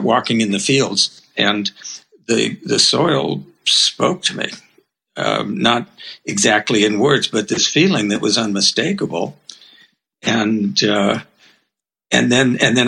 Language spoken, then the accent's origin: English; Los Angeles, California, United States; also born or lived in Berkeley / Japan; I grew up in Los Angeles, I'm a city boy